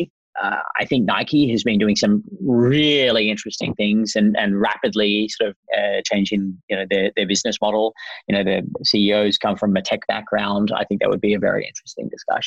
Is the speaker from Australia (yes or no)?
yes; Australia; I am Australian, as you can hear